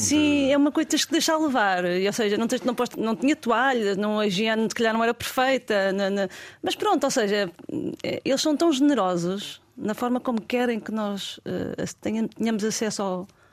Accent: Portugal; senti-me super bem recebida como portuguesa

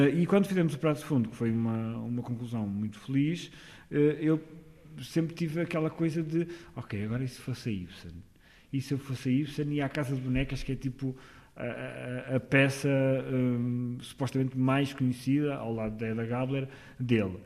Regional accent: Amarante, Norte, Portugal; also born or lived in Porto; eu andava numa, num grupo de teatro amador na minha terra, que, que é Amarante

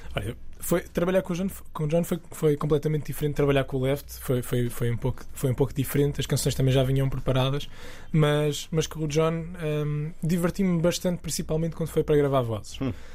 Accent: the South, southern Portugal, Portugal; moved away as an adult; also born or lived in England; now in central Portugal; Eu sou do Sul

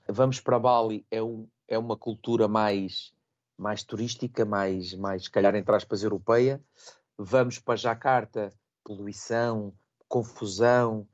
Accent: Portugal; moved away as an adult; also born or lived in Bahrain / Indonesia; now in Makassar, Indonesia; o facto de ter saído, na altura que eu saí, de Portugal, para o Bahrein

